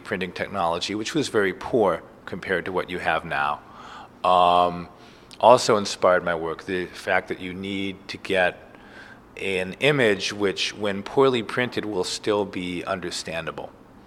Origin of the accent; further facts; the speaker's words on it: Cleveland, Ohio, United States; now in New York, United States; When I first came to New York, I grew up in Cleveland.